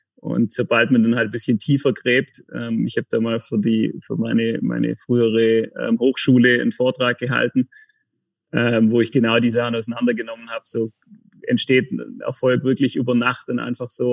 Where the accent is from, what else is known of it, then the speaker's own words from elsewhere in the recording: Tettnang, Baden-Württemberg, Germany; moved away as an adult; also born or lived in Konstanz; now in Kreuzlingen, Switzerland; komme vom Bodensee, bin am Bodensee geboren, in, den, in Tettnang, ähm, Nähe von Friedrichshafen